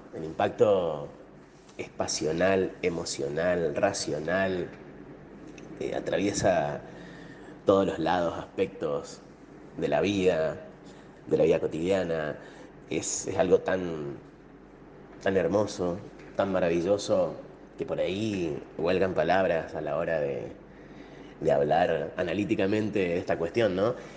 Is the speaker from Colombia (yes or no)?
no; Argentina; Como argentino y latinoamericano